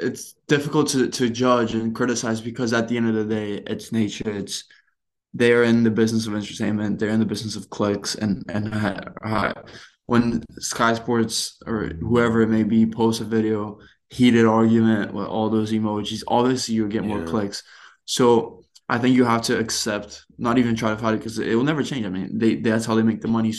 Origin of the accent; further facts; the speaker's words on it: Brazil; I grew up watching punditry in Brazil